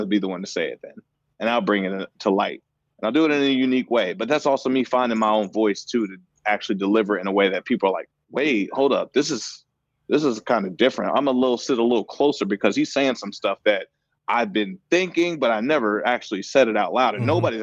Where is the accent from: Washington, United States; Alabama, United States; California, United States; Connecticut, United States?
Washington, United States; Seattle; passing it forward in my city, in my hometown